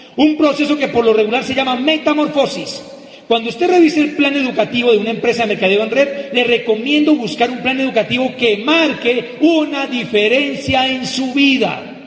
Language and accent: Spanish; Popayán, Cauca, Colombia; en el seminario de Popayán, de mi tierra, donde tenemos negocio